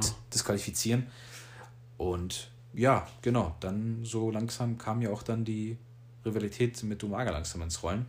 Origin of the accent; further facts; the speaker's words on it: Germany; wir hier alle in Deutschland natürlich mit SmackDown aufgewachsen